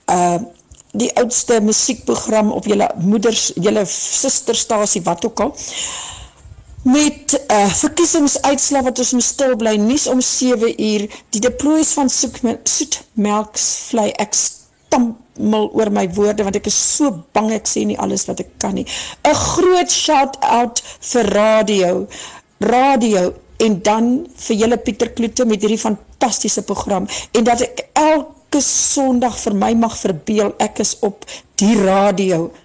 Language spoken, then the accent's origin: Afrikaans; Maclear, Eastern Cape, South Africa; Ek het in die Ooskaap in Macleer groot geword